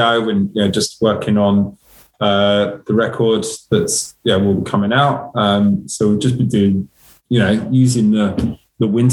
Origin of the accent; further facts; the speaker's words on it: England, United Kingdom; accent: English; now in Melbourne, Australia; my English accent